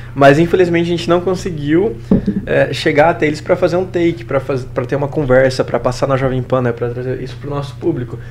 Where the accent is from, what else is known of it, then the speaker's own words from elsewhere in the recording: Maringá, Paraná, Brazil; also born or lived in São Paulo; nós somos de Maringá